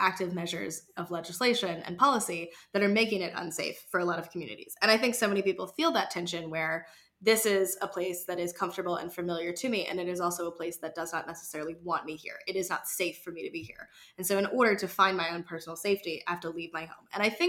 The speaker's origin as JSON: {"language": "English", "town": "San Francisco", "region": "California", "country": "United States", "tie": "born there", "said": "technically I was born in San Francisco. It's where my family happened to be living at the time. But the rest of my family is North Carolina."}